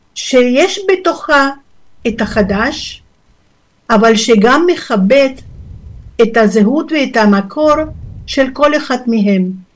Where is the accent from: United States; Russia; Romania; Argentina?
Argentina; Hebrew is a second language; now in Israel; נולדתי בארגנטינה